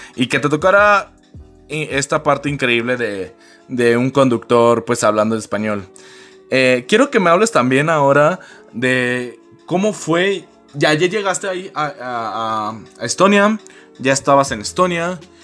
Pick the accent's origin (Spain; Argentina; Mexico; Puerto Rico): Mexico; Uno como mexicano